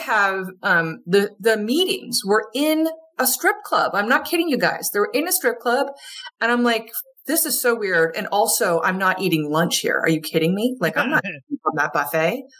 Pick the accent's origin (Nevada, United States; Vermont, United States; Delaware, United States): Vermont, United States; moved away; also born or lived in Wilmington / Georgia; I'm from Vermont originally. I'm a you know more or less a Yankee up here